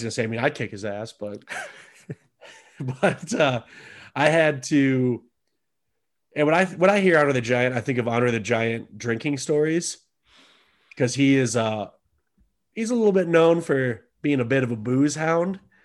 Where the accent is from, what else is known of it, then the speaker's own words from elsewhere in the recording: United States; I'm an American